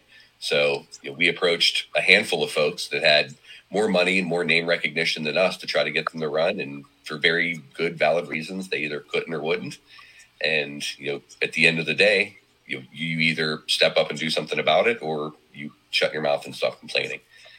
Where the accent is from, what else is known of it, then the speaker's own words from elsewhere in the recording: south of Pittsburgh, Pennsylvania, United States; I did grow up south of Pittsburgh. It was a pretty interesting upbringing. I was raised by a single mom.